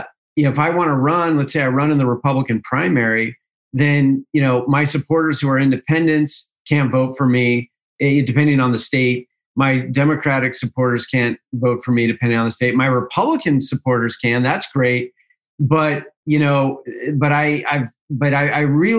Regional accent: Utah, United States; my home state of Utah

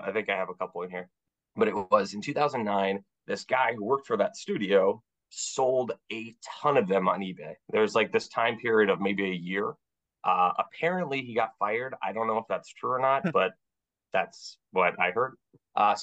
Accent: Duluth, Minnesota, United States; I'm from Minnesota.

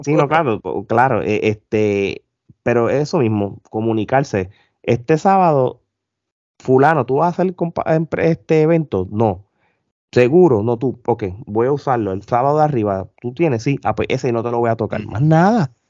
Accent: Puerto Rico; now in Orlando, United States; como todos nosotros boricuas, traemos las malas mañas de Puerto Rico acá

